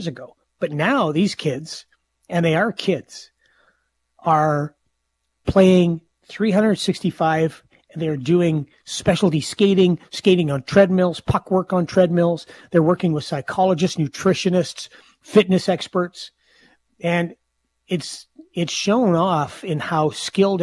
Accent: Saskatoon, Saskatchewan, Canada; growing up in Saskatoon

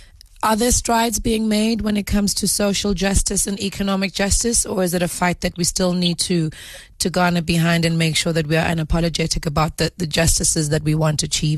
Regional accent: South Africa; as a South African people, we are very deep-rooted in our culture, we are deep-rooted in our heritage

